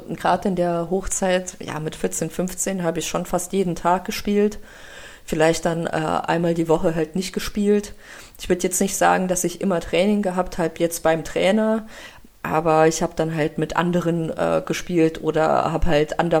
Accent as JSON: {"language": "German", "country": "Russia", "moved": "yes", "lives_now": "Germany", "said": "dass ich ja ähm, nicht hier geboren bin in Deutschland und wir sind ja aus Russland hierher gekommen."}